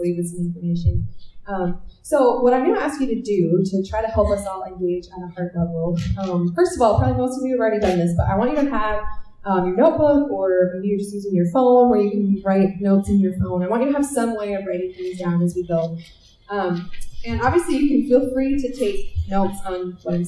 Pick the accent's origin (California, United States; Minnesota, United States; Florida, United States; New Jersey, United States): Minnesota, United States; I grew up in Minnesota